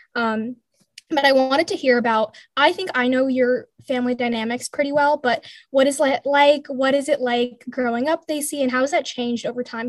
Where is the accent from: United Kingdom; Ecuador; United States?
United States; Bay Area, California; I grew up in California, the Bay Area to be exact